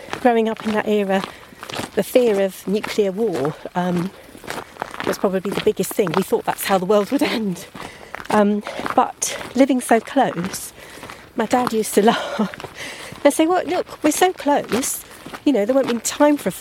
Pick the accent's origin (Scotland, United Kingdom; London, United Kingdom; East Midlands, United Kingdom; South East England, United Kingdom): South East England, United Kingdom; North Wessex Downs; also born or lived in Pangbourne / Greenham; I've grown up in the area